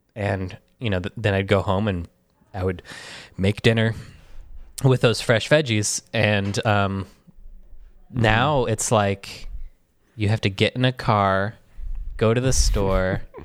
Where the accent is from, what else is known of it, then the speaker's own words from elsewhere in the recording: Michigan, United States; moved away as an adult; also born or lived in New York; growing up in Michigan